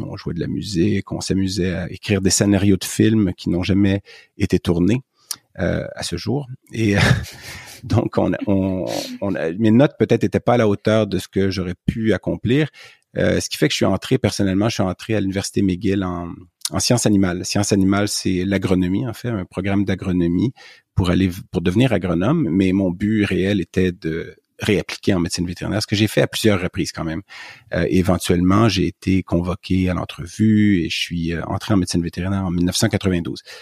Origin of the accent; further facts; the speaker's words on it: Montreal, Quebec, Canada; accent: Québécois; je suis né tout près de Montréal ou en banlieue